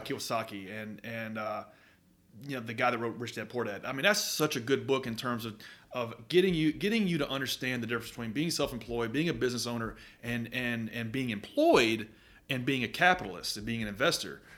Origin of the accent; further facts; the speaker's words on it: Murfreesboro, Tennessee, United States; I grew up in Murfreesboro